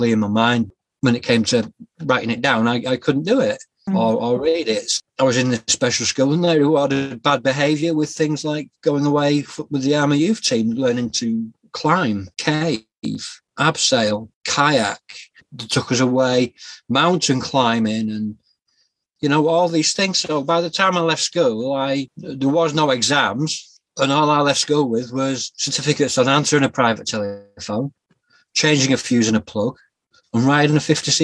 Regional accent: Yorkshire and the Humber, United Kingdom; also born or lived in Scotland; I was born in Scotland in 1977, raised in a place called Yorkshire, a county called Yorkshire in England, and I grew up through the 80s and 90s

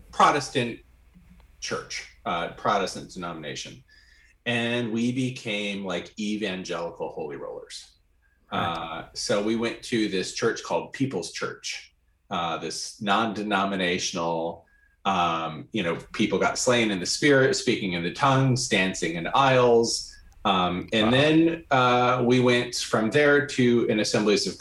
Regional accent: Grand Rapids, Michigan, United States; I grew up in Grand Rapids, Michigan, in a sea of Dutch people

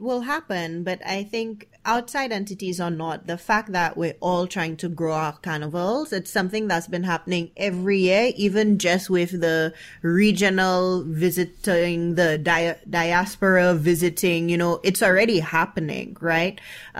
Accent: St. Lucia; now in United States; growing up in Saint Lucia and, you know, experience with other Caribbean people

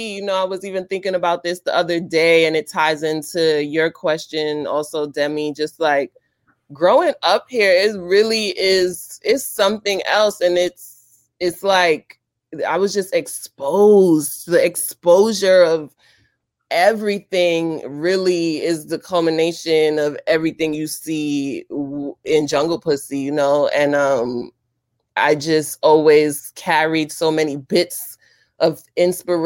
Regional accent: New York City, New York, United States; I'm from East New York, Brooklyn

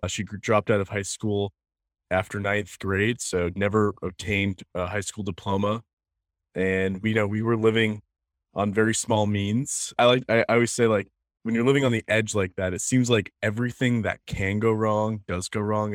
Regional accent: Biddeford, Maine, United States; also born or lived in Saco, Maine; I grew up in Saco and then moved to Biddeford in, in seventh grade. My, I was born in Biddeford at the hospital here.

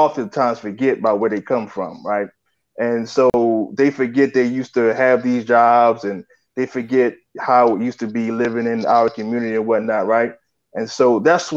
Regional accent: Belhaven, North Carolina, United States; I grew up in the South, so I know all about fat back and biscuits. I'm from a little small town in North Carolina called Belhaven

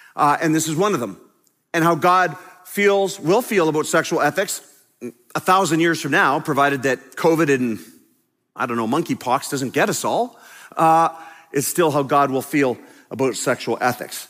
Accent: Canada; I am a pastor from Canada

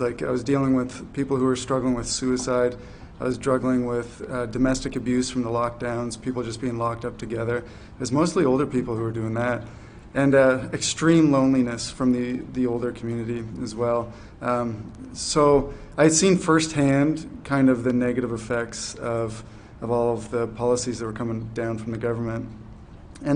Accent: New Brunswick, Canada; moved away as an adult; also born or lived in Fredericton, New Brunswick; now in Charlottetown, Canada; I'm from New Brunswick, and for 11 years I did ministry in New Brunswick, Fredericton

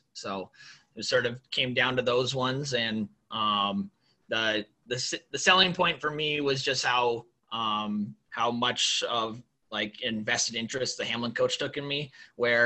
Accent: Thompson, North Dakota, United States; moved away as an adult; also born or lived in Austin, Texas; now in Twin Cities, United States; I loved growing up in North Dakota and loved every second of it

